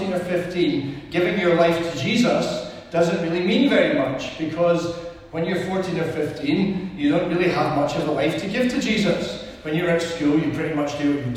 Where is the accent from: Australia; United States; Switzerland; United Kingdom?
United Kingdom; Edinburgh, Scotland; we're from Edinburgh.